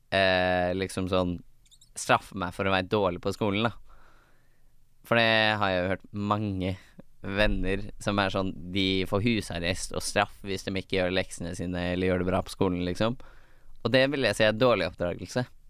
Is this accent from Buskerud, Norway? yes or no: yes; Hønefoss, Buskerud, Norway; also born or lived in Bærum; Jeg er født i Bærum, oppvokst i Hønefoss.